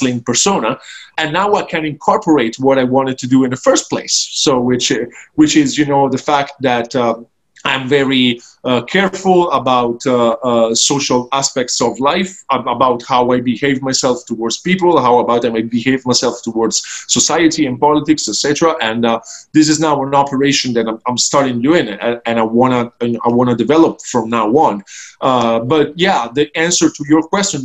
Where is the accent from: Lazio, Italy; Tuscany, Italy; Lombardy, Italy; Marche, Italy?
Marche, Italy; Ancona; my hometown as well, to Ancona